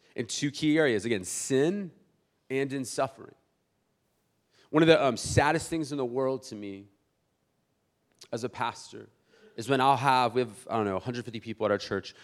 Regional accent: South Bay, San Diego, California, United States; I'm from South Bay originally

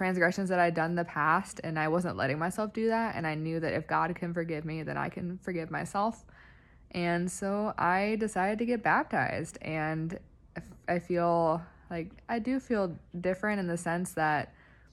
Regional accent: Iowa, United States; I'm from Iowa, so I'm a Midwesterner

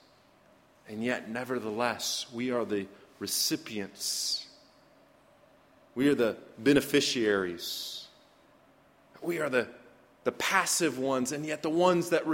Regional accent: United States

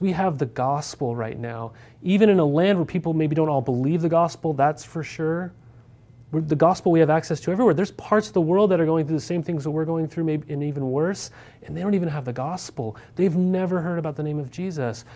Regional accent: Montana, United States; moved away; also born or lived in Corvallis, Oregon; Growing up in Montana, we didn't have any D one schools

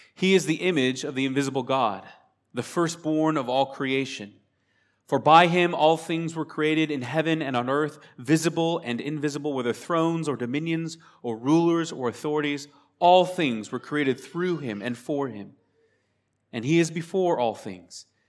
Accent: Spokane, Washington, United States; We are from Spokane, Washington State, the sa-, the same state where Seattle is. We live on the eastern side

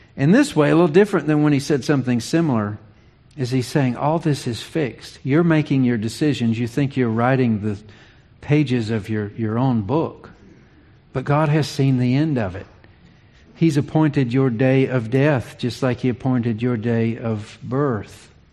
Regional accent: Virginia, United States; moved away as an adult; also born or lived in Charlotte, North Carolina; I was eight. That's that's the age of our youngest when uh, Dad received a call to ministry in Virginia. We moved from Charlotte

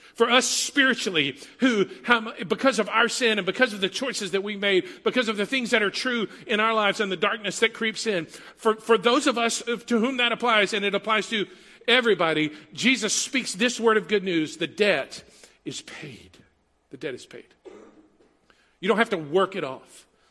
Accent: Huntsville, Texas, United States; I grew up in Huntsville, 90 miles north of here, Prison City, USA. Like five prisons in the city limits, eight within the county.

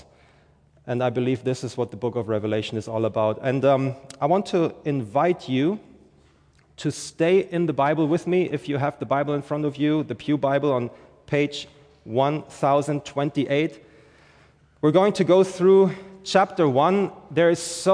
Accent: Germany; moved away as an adult; now in St. Johns County, Florida, United States; I'm originally from Germany, and we moved here 2 years ago

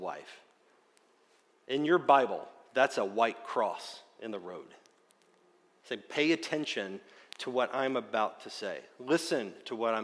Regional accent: Wayne County, West Virginia, United States; I grew up in Wayne County, West Virginia

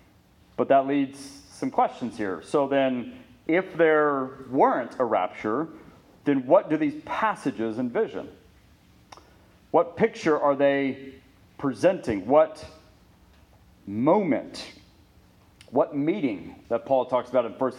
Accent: Ponca City, Oklahoma, United States; we were growing up in Ponca City

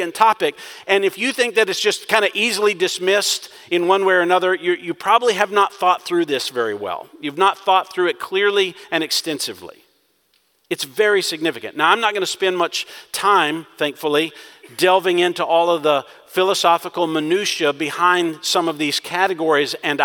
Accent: Texas, United States; being a Texan

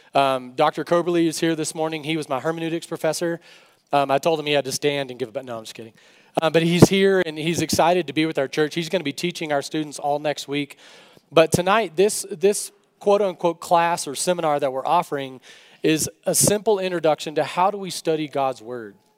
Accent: West Texas, United States; I grew up in West Texas.

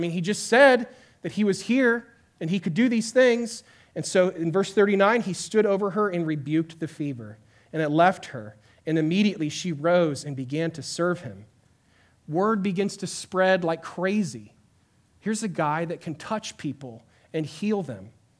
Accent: Santiago, Santiago Metropolitan Region, Chile; I grew up in Chile, South America, in the city of Santiago. It's a mega metropolis of 7 million people. And my parents moved there when I was in the fifth grade to be missionaries.

